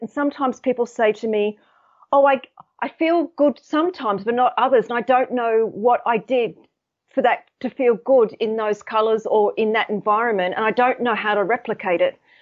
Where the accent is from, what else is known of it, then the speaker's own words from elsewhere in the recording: Sydney, New South Wales, Australia; now in United Kingdom; I'm actually based in the U K, but I'm, I'm from Sydney